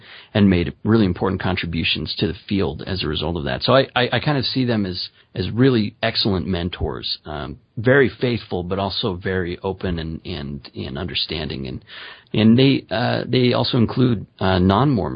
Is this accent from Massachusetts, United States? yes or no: no; Utah, United States; also born or lived in Maryland; I grew up in Utah